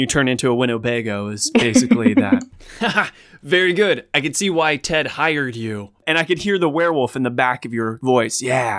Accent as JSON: {"language": "English", "country": "Australia", "said": "And I'm Australian too."}